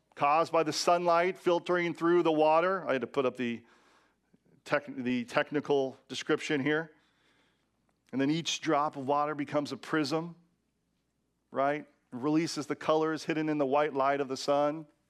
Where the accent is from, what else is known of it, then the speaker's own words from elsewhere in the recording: Washington, United States; in my home state of Washington